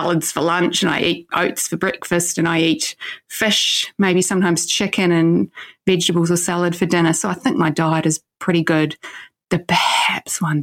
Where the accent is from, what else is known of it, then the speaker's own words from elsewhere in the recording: New Zealand; growing up in New Zealand back in the 80s